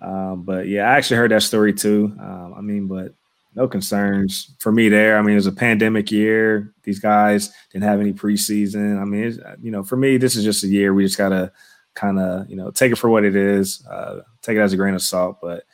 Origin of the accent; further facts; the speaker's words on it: Indiana, United States; for me, coming from Indiana, I probably lean more on the countryside. People think I'm from the South, but I'm from, you know, cornfields right here in, you know, Indiana, so a little bit more up north.